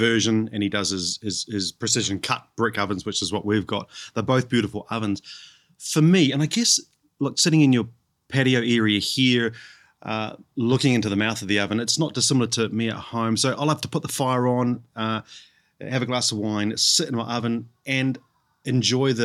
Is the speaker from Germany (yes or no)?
no; Canterbury, New Zealand; moved away as an adult; now in Brisbane, Australia; so I'm from New Zealand and I was brought up in Canterbury, which is in the South Island of New Zealand.